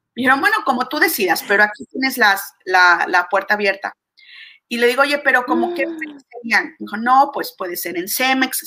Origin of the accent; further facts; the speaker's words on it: Mexico; yo soy mexicana